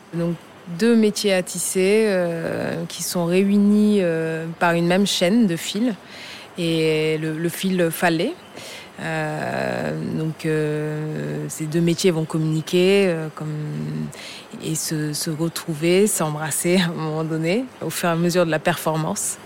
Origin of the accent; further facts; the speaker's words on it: Senegal; also born or lived in France / Saloum, Senegal; Je suis sénégalaise et je suis partie à l'âge de 20 ans pour poursuivre mes études supérieures